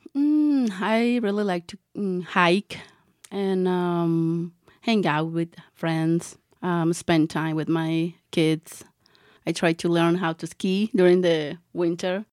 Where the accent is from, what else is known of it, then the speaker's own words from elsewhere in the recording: Melaque, Jalisco, Mexico; English is a second language; moved away as an adult; also born or lived in California; now in Telluride, United States; I grew up in Mexico in a small town called Melaque, Jalisco, and I'm from Jalisco State